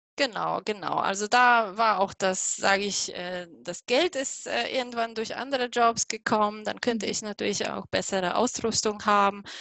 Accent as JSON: {"language": "German", "country": "Poland", "second_language": "German", "moved": "as an adult", "lives_now": "Germany", "said": "ursprünglich komme ich aus Polen. Deswegen bitte nicht wundern, dass mein Deutsch so komisch ist."}